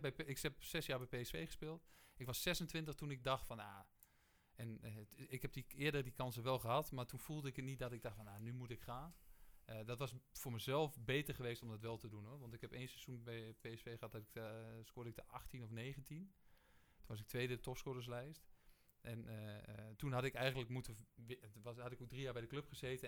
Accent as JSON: {"language": "Dutch", "town": "Geesteren", "region": "Overijssel", "country": "Netherlands", "moved": "yes", "said": "Dus ik kom gewoon uit Geesteren en eigenlijk kom een beetje uit... Eh, gewoon het, het, boerendorp"}